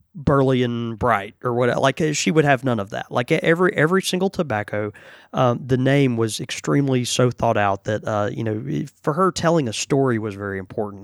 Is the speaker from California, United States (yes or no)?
no; Houston, Texas, United States; moved away; I was born in Houston, you know, and, and I still have family all over East to Texas